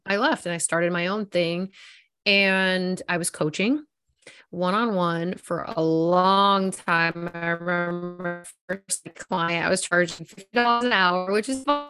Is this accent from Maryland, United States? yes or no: no; South Florida, United States; I'm born and raised in South Florida